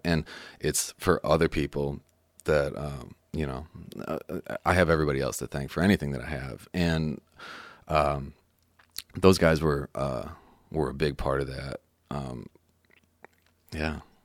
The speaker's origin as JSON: {"language": "English", "town": "Chicago", "region": "Illinois", "country": "United States", "also_born_or_lived": "Los Angeles / Nashville", "moved": "as an adult", "said": "I'm from Chicago originally"}